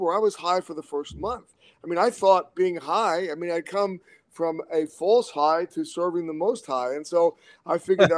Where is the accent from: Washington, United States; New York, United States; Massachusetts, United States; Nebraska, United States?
New York, United States; New York City; I grew up in Brooklyn